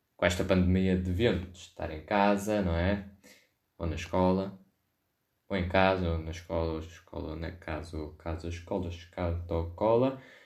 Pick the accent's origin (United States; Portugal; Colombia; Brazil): Portugal; Ribatejo; Sou do Ribatejo, uh, tenho vivência com isso